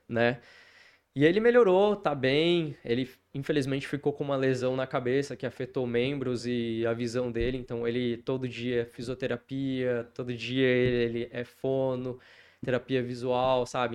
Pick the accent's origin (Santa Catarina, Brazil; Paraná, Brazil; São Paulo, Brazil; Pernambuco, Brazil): Paraná, Brazil; Apucarana; also born or lived in Curitiba; now in Maringá, Brazil; Eu nasci em Curitiba, Tá, fui criado ali em Apucarana, depois eu saí pro mundo aí, morei fora também